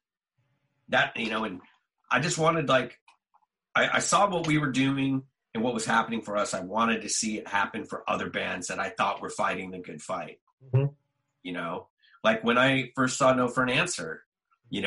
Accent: Southern California, United States; we're just dudes from Southern California

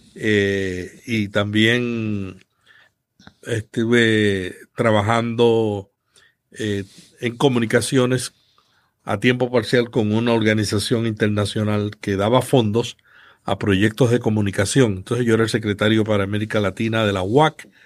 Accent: Santa Isabel, Puerto Rico; yo nací en un pueblo del sur de Puerto Rico que se llama Santa Isabel, una familia muy pobre y que desde pequeño estuve interesado en la locución

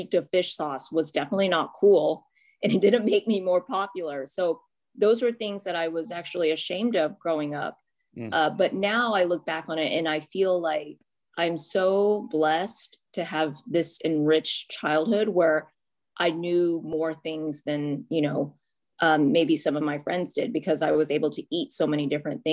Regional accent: Houston, Texas, United States; also born or lived in California; Moved to Houston, grew up mostly in Houston

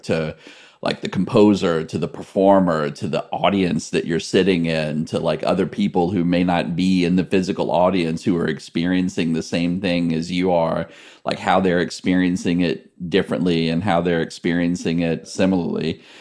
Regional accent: Gladys, Virginia, United States; I grew up in rural central Virginia in this town called Gladys

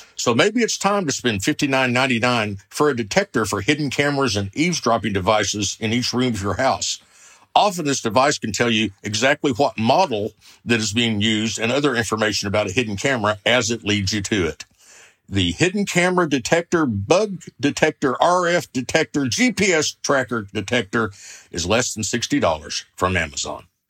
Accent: Oklahoma, United States; I'm from the Sooner State, Oklahoma

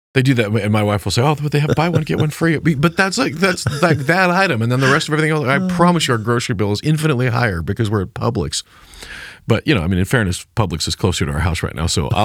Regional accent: Superior, Nebraska, United States; And including my hometown of Superior, Nebraska.

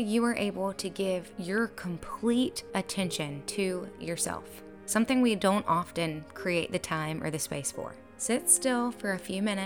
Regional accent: the American South, United States; I was born in the American South, where a lot of us were lucky enough to be raised on sweet things like hugs, tea, and manners

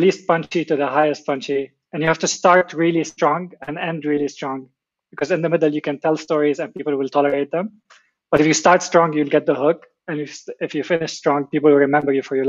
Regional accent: Lebanon; growing up in Lebanon. Obviously, you know, growing up during the war

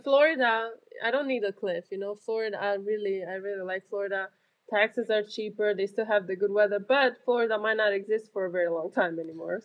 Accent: Romania; now in South Carolina, United States; I grew up in Romania

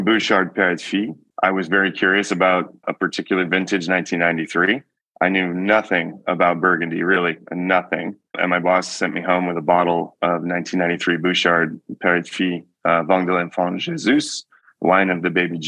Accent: Georgetown, Texas, United States; moved away as an adult; also born or lived in St. Joseph, Michigan / Austin, Texas; now in Healdsburg, United States; I grew up in the Austin area by way of St. Joseph, Michigan. So my early formative years were in southwest corner of Michigan. We moved to Texas when I was 10 in the early 90s

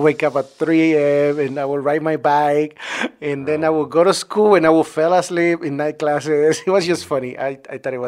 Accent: Acapulco, Guerrero, Mexico; English is a second language; moved away as an adult; now in Los Angeles, United States; I used to grow up poor in the segregated areas from Acapulco, Guerrero.

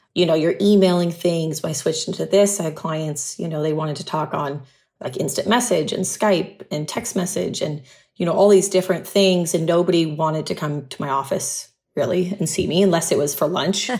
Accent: Huntington Beach, California, United States; moved away as an adult; also born or lived in San Diego / Malibu / Santa Monica; now in Puerto Rico; I'd been in Southern California my entire life. I grew up in Huntington Beach

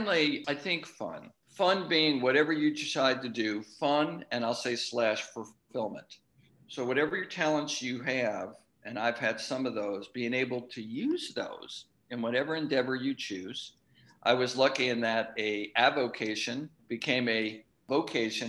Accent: Long Island, New York, United States; I grew up on Long Island

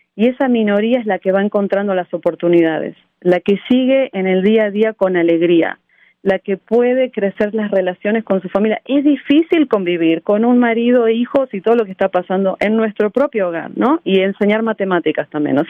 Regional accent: Argentina; moved away as an adult; now in United States; Yo nací en Argentina en un pueblo muy chico y fui la primera mujer en mi familia en ir a la universidad

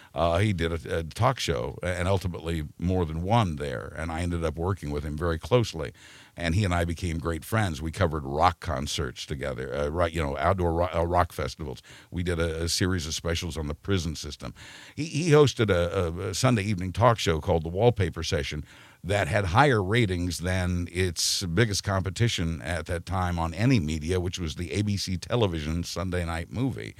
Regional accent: Wichita, Kansas, United States; moved away; I was born and raised in Wichita, Kansas

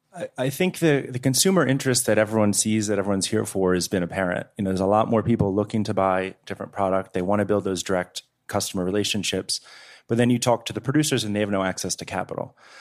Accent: Washington, District of Columbia, United States; also born or lived in Eastern Shore of Maryland (ancestry); I come from sixth generation of farmers in the Eastern Shore of Maryland, but I grew up in Washington, D C.

